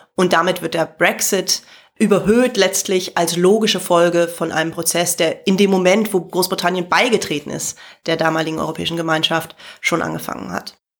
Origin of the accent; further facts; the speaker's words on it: Germany; als Deutsche, sondern insgesamt als Nicht-Britin